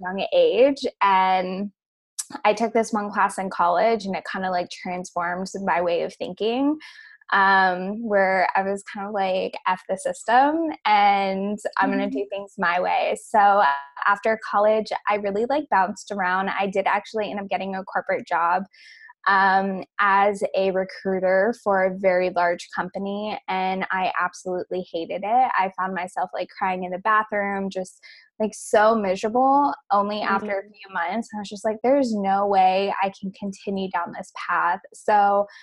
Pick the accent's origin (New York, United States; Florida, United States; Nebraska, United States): Florida, United States; Tampa; also born or lived in Denver / Clearwater; I was actually born and raised in Tampa